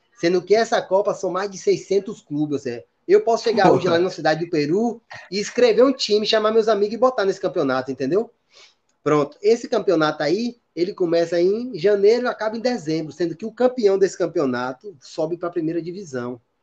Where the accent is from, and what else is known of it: Brazil; moved away as an adult